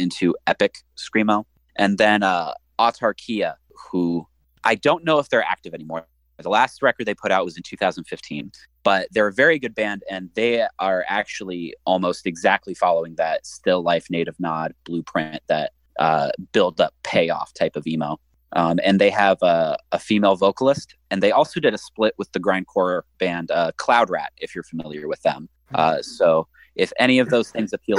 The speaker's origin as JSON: {"language": "English", "region": "Midwest", "country": "United States", "accent": "Midwestern", "said": "I'm, like, actively suppressing my Midwestern accent"}